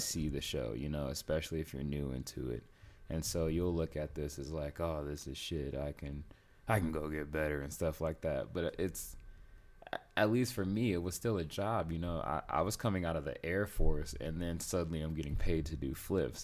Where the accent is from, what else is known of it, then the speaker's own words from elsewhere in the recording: Las Vegas, Nevada, United States; also born or lived in South Carolina; I live most of my life in Vegas, but I was born in South Carolina.